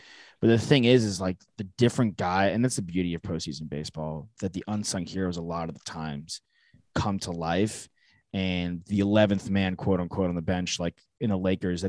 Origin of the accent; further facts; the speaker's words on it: Dallas, Texas, United States; You know, just growing up in Dallas, I'm a Sox fan, obviously